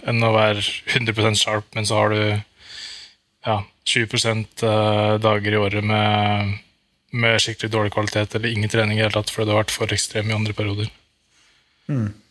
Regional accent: Norway; moved away as an adult; now in Andorra

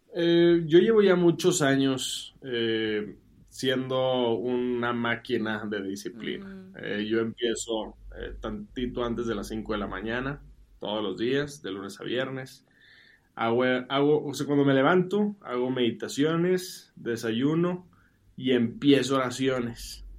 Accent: Monterrey, Nuevo León, Mexico; moved away as an adult; now in Mexico City, Mexico; yo soy de Monterrey

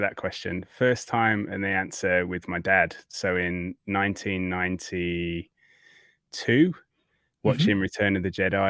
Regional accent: Yorkshire and the Humber, United Kingdom; now in Australia; I'm definitely a hybrid these days. I don't sound Australian to the Aussies, and I don't sound like I'm from Yorkshire to those from back home.

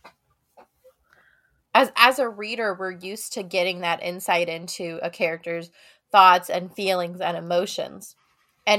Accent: Midwest, United States; I grew up in the Midwest where we have soybean plants everywhere

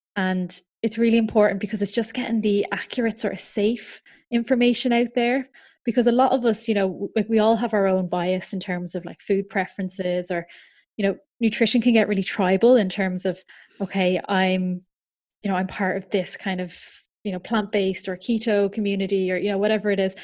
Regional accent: Ireland; now in United Kingdom; I'm from Ireland, um, so I'm registered in Ireland as well as in the U K. I currently live over in the U K

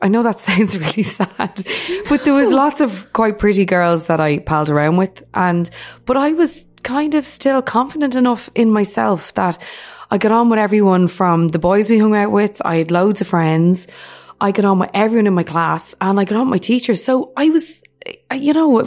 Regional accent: Dublin, Leinster, Ireland; brought up in Finglas, north side of Dublin.

